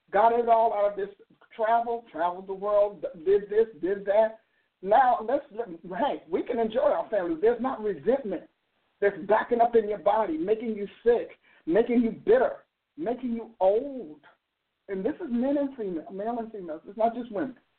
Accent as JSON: {"language": "English", "region": "New Jersey", "country": "United States", "moved": "yes", "said": "I'm from New Jersey"}